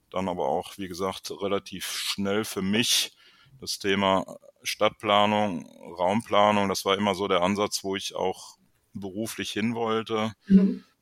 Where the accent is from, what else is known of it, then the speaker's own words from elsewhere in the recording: Arnsberg, North Rhine-Westphalia, Germany; Ja, ich bin im Sauerland groß geworden